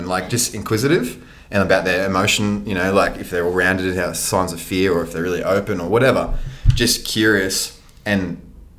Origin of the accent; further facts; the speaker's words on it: Sunshine Coast, Queensland, Australia; also born or lived in Nambour; I grew up in Matala, grew up on the sunny coast, born in Nambour, actually, where we are right now.